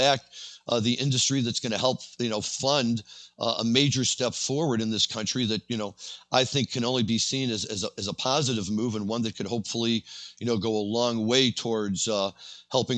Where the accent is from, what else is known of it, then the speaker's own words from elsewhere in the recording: Evanston, Illinois, United States; I'm from Evanston, Illinois, and my little community here made huge news